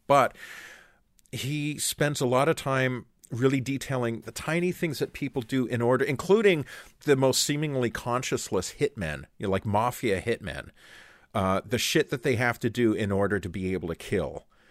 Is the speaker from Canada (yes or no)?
yes; Canada; as Canadians